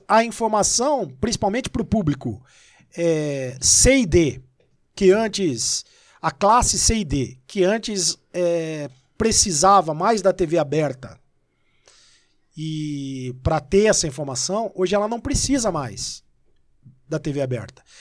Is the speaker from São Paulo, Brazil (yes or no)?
yes; Itapira, São Paulo, Brazil; moved away as an adult; also born or lived in Rio de Janeiro; now in São Paulo, Brazil; Eu sou do interior de São Paulo, eu sou de Itapira. É, e eu sou paulistano. Sou paulistano é paulista, porque nasci em São Paulo e, e, e fui para Itapira com um ano e, e três meses